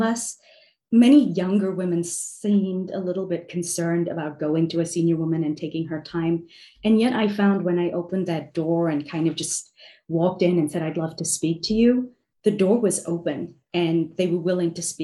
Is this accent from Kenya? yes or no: no; South Africa; now in New York City, United States; growing up in South Africa